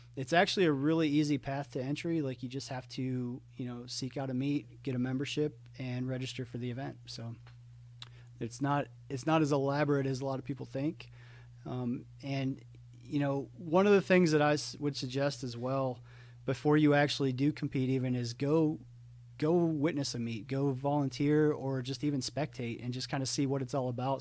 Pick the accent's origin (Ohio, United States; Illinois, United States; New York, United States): Ohio, United States; moved away as an adult; now in Atlanta, United States; I grew up in Ohio, moved to Atlanta um, after I graduated college in 2007